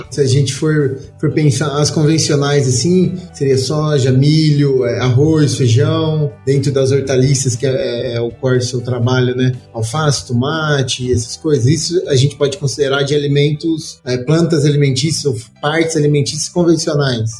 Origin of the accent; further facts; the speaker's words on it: São Paulo, Brazil; moved away; also born or lived in Minas Gerais; eu sou paulista